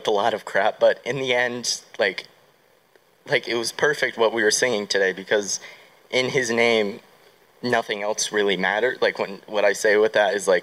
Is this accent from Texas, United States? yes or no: no; Pittsburgh, Pennsylvania, United States; I'm from Pittsburgh.